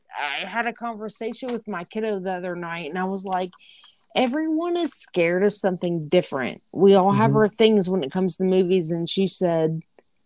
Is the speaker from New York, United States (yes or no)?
no; Williamson County, near Nashville, Tennessee, United States; I say home, my hometown, Williamson County